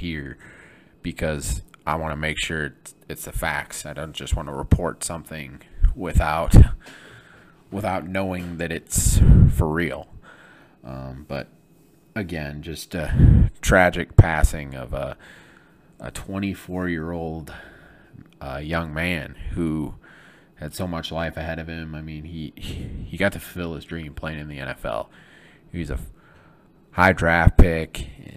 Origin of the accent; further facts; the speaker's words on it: Flint, Michigan, United States; moved away; I'm from Michigan, from Flint, Michigan